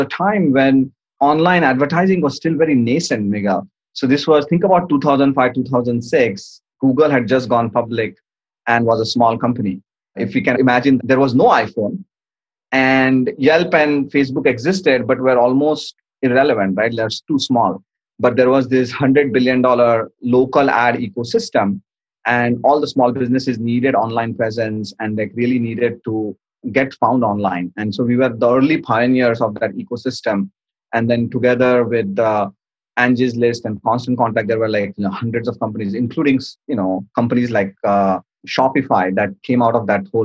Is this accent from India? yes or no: yes; Mumbai, Maharashtra, India; moved away as an adult; now in United States; I came here to go to school from India. I'm originally from Bombay, grew up in Bombay during the 90s